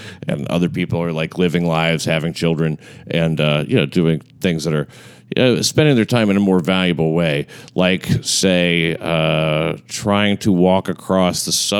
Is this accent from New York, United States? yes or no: yes; New York City, New York, United States; I grew up in the Bensonhurst section of Brooklyn.